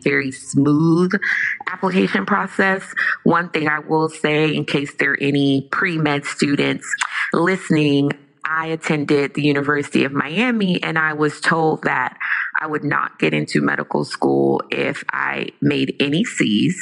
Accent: Jamaica; I am Jamaican

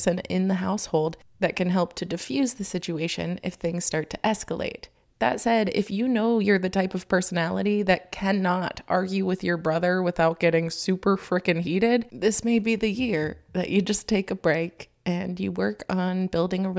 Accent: Florida, United States; moved away; I come from Florida, where I had to deal with a lot of hate speech growing up

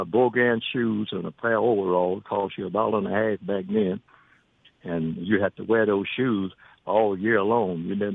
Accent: United States; also born or lived in Knoxville, Tennessee; now in Magnolia, United States; I grew up on the Indian reservation

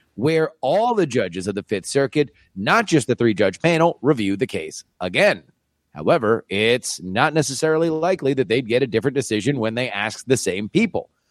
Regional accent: Florida, United States; moved away; also born or lived in Texas; I'm also from Florida originally.

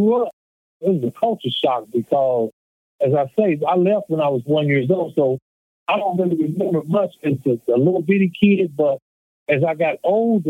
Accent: Chicago, Illinois, United States; also born or lived in Forest City, Arkansas; I grew up in Chicago, Illinois. I was born in Forest City, Arkansas

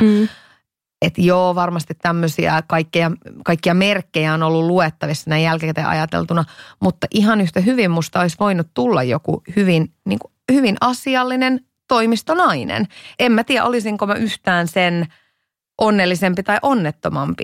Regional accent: Iisalmi, North Savo, Finland; moved away as an adult; Mä oon siis kotosin Iisalmesta

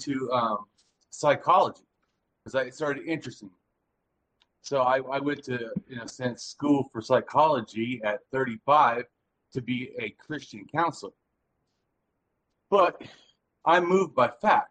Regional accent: Southern California, United States; I'm from Southern California, and I'm an ex-innocent street kid.

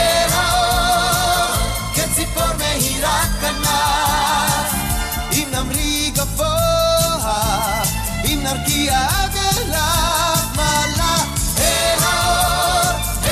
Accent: Gothenburg, Västra Götaland, Sweden; my hometown of Gothenburg in Sweden

